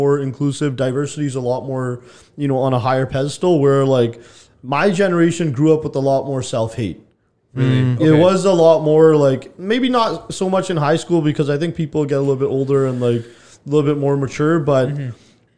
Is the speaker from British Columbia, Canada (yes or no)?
yes; Richmond, British Columbia, Canada; I grew up in Richmond, but I did grow up in a predominantly brown area.